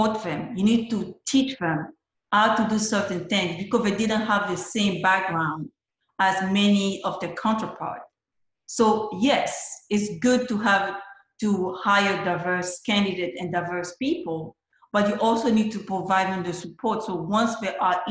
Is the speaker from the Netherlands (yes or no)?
no; Côte d’Ivoire; moved away as an adult; growing up in the Ivory Coast, growing up where I come from